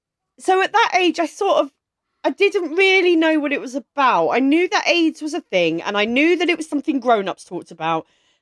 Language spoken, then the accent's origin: English; Maidstone, South East England, United Kingdom; I grew up in Maidstone in Kent.